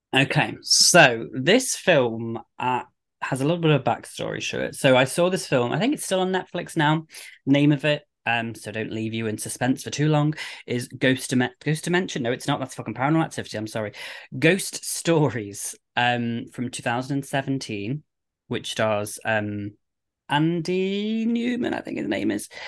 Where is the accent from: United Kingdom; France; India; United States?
United Kingdom; we're British